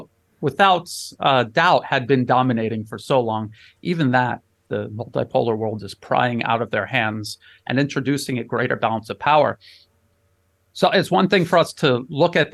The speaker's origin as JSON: {"language": "English", "country": "United States", "moved": "as an adult", "lives_now": "Bangkok, Thailand", "said": "as an American graduating American high school and then coming out of the military"}